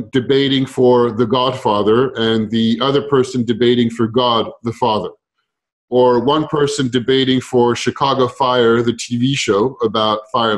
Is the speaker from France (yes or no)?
yes; France; I grew up in France